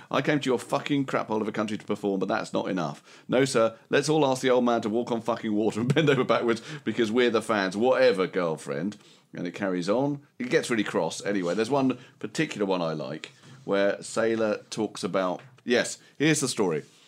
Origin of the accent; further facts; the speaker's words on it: Romford, London, United Kingdom; I was from Romford